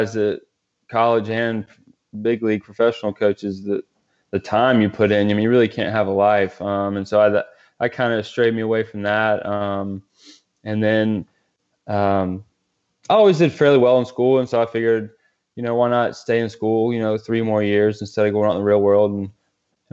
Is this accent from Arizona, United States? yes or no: no; Greenville, South Carolina, United States; I grew up in Greenville, South Carolina, upstate